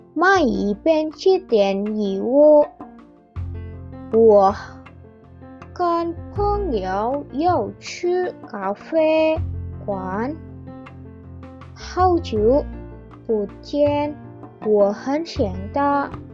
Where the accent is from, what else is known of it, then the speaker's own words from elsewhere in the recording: Indonesia; Chinese is a second language; 我是印尼人。今年我是几岁了？